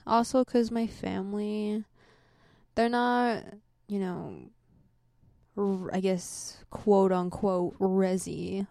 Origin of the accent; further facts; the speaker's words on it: United States; I grew up here. This is my home